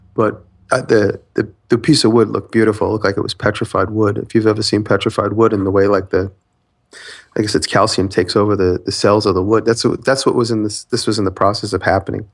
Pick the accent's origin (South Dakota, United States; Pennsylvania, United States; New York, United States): New York, United States; Long Island; I'm from Long Island